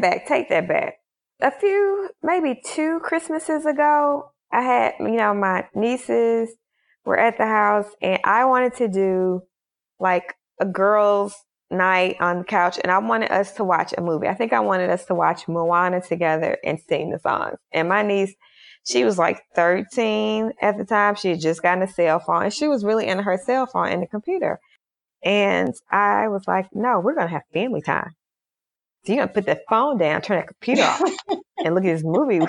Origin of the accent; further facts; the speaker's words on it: Mississippi, United States; where I grew up in Mississippi.